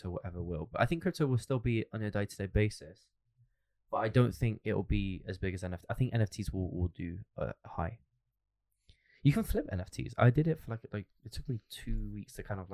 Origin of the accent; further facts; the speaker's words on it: London, United Kingdom; we're from London